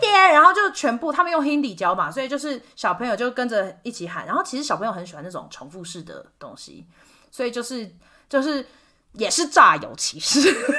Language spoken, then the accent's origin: Chinese; Kaohsiung, Taiwan; moved away as an adult; also born or lived in Sonipat, India; 是来自高雄嘛